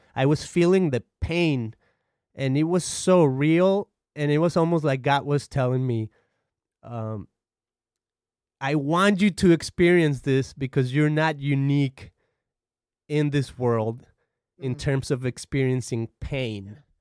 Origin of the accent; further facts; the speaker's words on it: Guadalajara, Jalisco, Mexico; now in United States; I'm from Mexico. I come from a city called Guadalajara, I've been in the United States for about 17 years or so.